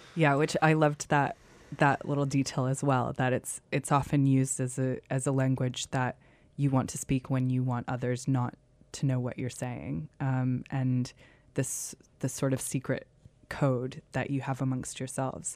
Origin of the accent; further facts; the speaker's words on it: United States; I'm from the States